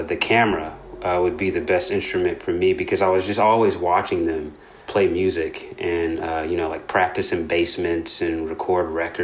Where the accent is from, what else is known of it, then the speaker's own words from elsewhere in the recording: Nashville, Tennessee, United States; moved away as an adult; also born or lived in Murfreesboro, Tennessee; now in Philadelphia, United States; I grew up in Nashville, Tennessee